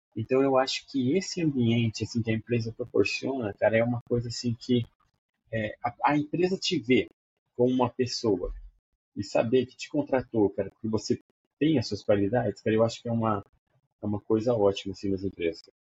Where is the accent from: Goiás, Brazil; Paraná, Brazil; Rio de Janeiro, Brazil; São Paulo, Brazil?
Paraná, Brazil; Maringá; Eu sou de Maringá, Paraná